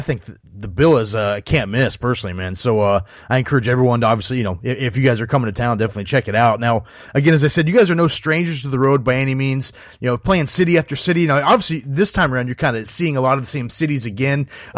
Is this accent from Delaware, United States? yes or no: no; Ohio, United States; I grew up in Ohio myself